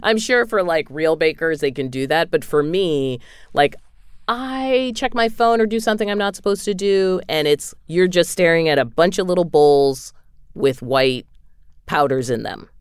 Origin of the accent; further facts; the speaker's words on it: New England, United States; moved away; in New England, we call them subs